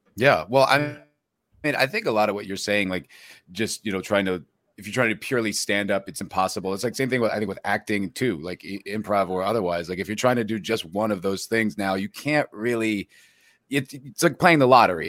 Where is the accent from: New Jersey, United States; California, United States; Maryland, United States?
New Jersey, United States; also born or lived in New York; I'm from New Jersey